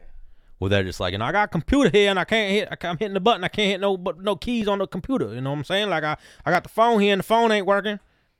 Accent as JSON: {"language": "English", "town": "Queens", "region": "New York", "country": "United States", "said": "Well, I'm from South New York, like South Queens."}